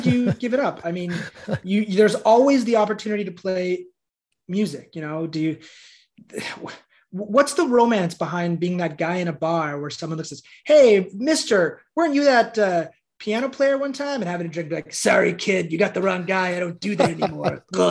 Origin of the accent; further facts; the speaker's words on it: Montreal, Quebec, Canada; born there; I was born in Montreal and in Quebec, there's a lot of Dannys with one N.